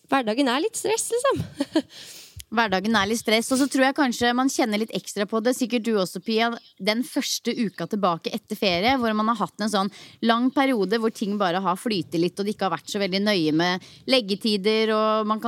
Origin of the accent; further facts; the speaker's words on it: Norway; Heldigvis så er det jo fortsatt sommermåned og varmt i lufta hjemme i Norge også.